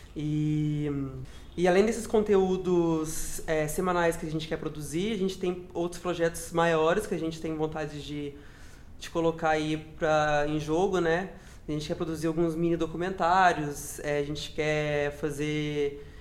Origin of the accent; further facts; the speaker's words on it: Minas Gerais, Brazil; moved away as an adult; now in São Paulo, Brazil; Eu sou de Minas Gerais, eu moro aqui em São Paulo é, fazem 5 anos